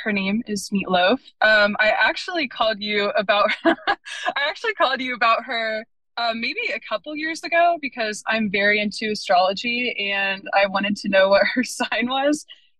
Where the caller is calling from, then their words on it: Pensacola, Florida, United States; But I am calling from Pensacola, Florida.